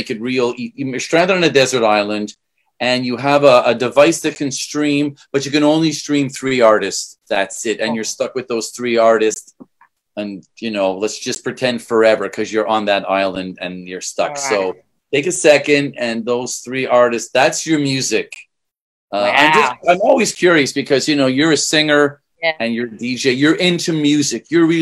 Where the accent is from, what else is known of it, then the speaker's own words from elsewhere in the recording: Canada; I'm from Canada